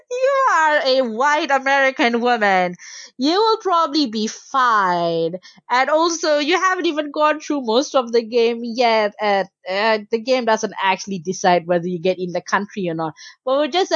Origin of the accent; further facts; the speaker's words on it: Malaysia; in Malaysia, you know, I was born and raised there, but because my family were Bangladeshi migrants